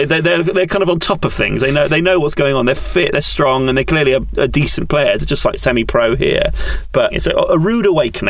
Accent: England, United Kingdom; I grew up in England

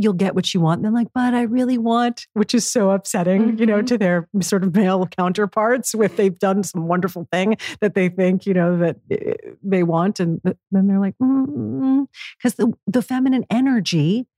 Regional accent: New York City, New York, United States; New York City, again, my hometown

